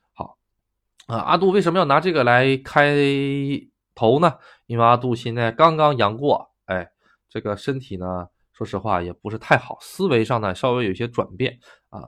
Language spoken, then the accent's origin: Chinese; China; now in Japan; 自己是作为一个中国人